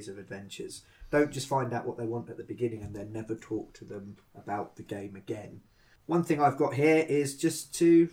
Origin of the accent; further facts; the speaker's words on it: United Kingdom; being British